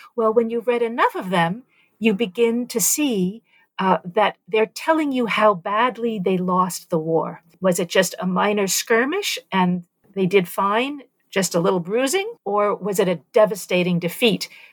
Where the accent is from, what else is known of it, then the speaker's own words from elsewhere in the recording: New York City, New York, United States; also born or lived in Nicaragua; as a young person growing up in New York City in the 1970s